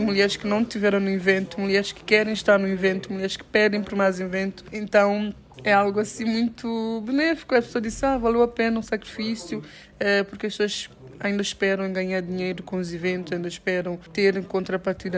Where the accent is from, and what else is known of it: São Tomé & Príncipe